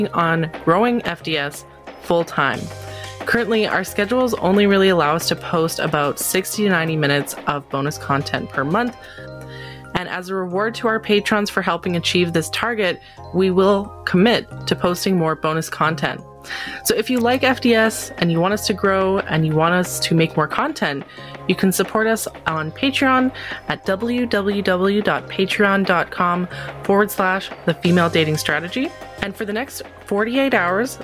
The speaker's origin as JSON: {"language": "English", "country": "Canada", "said": "as a Canadian"}